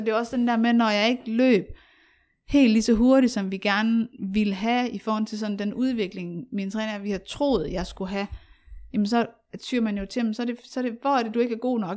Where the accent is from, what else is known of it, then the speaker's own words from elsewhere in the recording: Aarhus, Central Denmark Region, Denmark; jeg voksede op i Aarhus